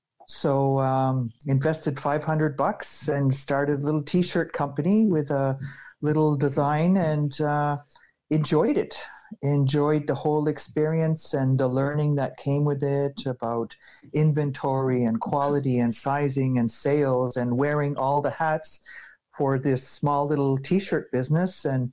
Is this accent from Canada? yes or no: yes; Listuguj, Quebec, Canada; also born or lived in New Brunswick / Ottawa; So I'm from Listigouge. I was born and raised here. It's a Mi'kmaq community on the south shore of Gaspésie in what we call Gaspégawagi, the seventh district of the Mi'kmaq. So again, born and raised, I grew up here.